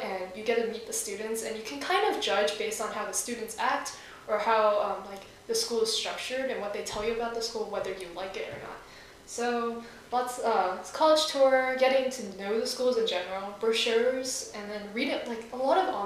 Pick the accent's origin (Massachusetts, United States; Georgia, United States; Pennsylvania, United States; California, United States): California, United States; moved away; I'm from California